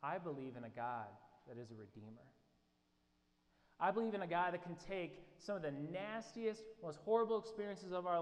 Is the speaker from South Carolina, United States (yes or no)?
no; Indianapolis, Indiana, United States; that same church that I mentioned that I grew up in Indianapolis